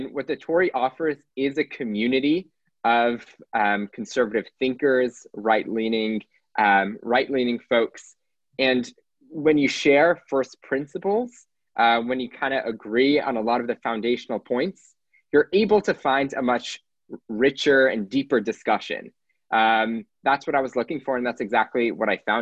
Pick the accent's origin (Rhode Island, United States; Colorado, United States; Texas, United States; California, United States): Texas, United States; Houston; I'm from Houston, Texas.